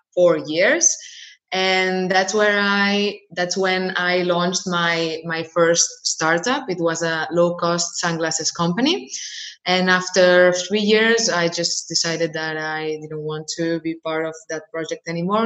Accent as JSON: {"language": "English", "town": "Barcelona", "region": "Catalonia", "country": "Spain", "tie": "born or raised there", "said": "I was born and raised in Barcelona, in, in Spain."}